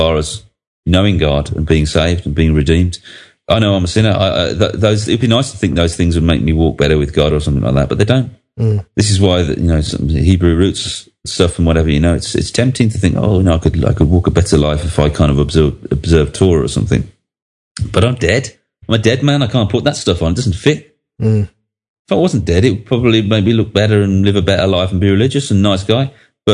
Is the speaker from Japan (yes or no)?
no; Birmingham, West Midlands, United Kingdom; I come from Northfield in Birmingham